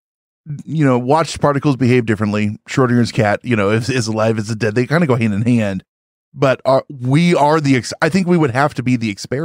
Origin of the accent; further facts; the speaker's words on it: New York City, New York, United States; Well, I'm from New York, so I wear socks when it's cold outside.